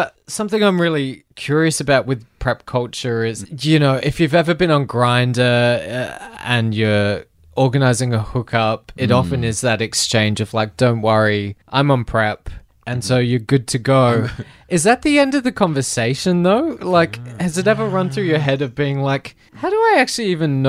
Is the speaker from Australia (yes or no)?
yes; Adelaide, South Australia, Australia; moved away; Adelaide, which is also my hometown, which is also one of my least favorite places in the world.